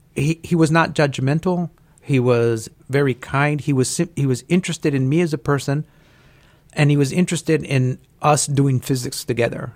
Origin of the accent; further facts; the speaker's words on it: El Paso, Texas, United States; I was born and raised in El Paso, Texas.